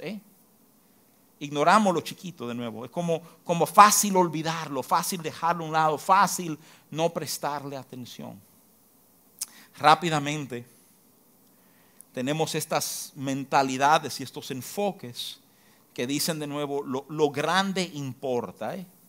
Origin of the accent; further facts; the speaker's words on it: Dominican Republic; como dominicano